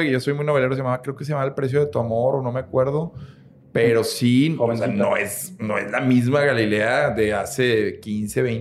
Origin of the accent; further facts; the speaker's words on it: Mexico; como mexicanos